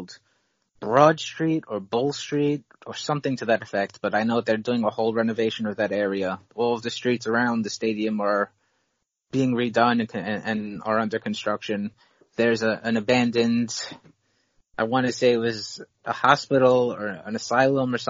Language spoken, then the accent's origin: English; New York City, New York, United States; As a New Yorker